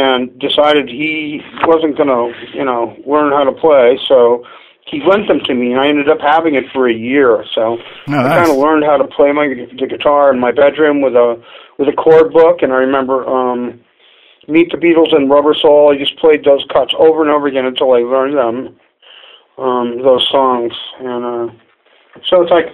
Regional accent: Pacifica, California, United States; born or raised there; also born or lived in San Francisco, California

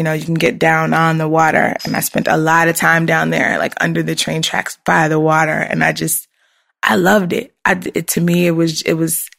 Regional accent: Richmond, Virginia, United States; moved away; I grew up in Richmond, which is like central Virginia.

